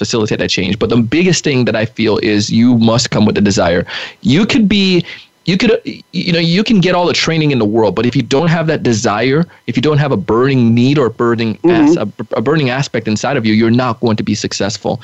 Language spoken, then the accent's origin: English; Jamaica; moved away; I grew up in Jamaica, and one of the things I've always learned as a kid selling in Jamaica